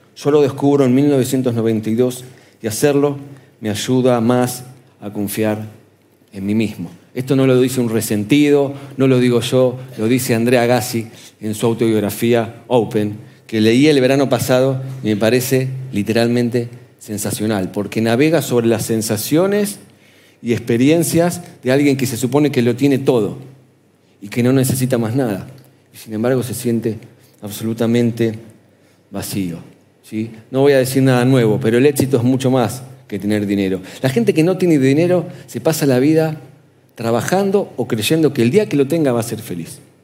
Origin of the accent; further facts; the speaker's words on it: Argentina; ¿nosotros dónde vivimos? En el sur, América Latina, Argentina.